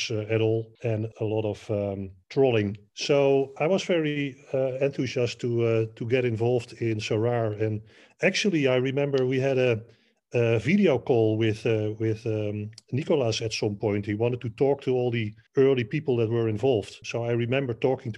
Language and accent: English; near Amsterdam, North Holland, Netherlands; I was born near Amsterdam.